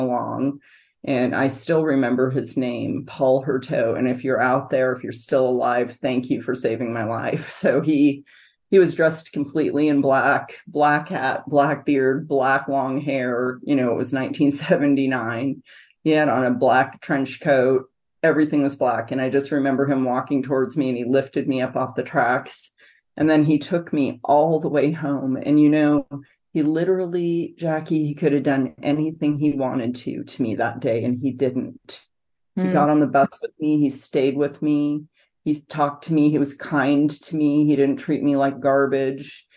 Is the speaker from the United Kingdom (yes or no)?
no; San Francisco, California, United States; now in Grand Island, United States; I was raised in San Francisco, California